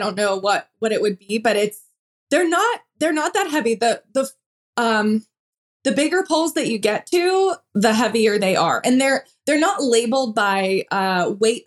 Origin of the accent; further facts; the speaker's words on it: about an hour south of Pittsburgh, Pennsylvania, United States; moved away as an adult; now in Knoxville, United States; I grew up in Pennsylvania about an hour south of Pittsburgh. So it was a smaller town